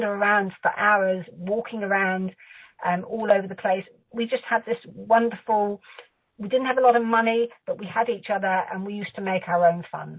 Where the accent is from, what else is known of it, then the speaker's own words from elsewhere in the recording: South West England, United Kingdom; also born or lived in Bradford-on-Avon / Lymington; I'm from the southwest of England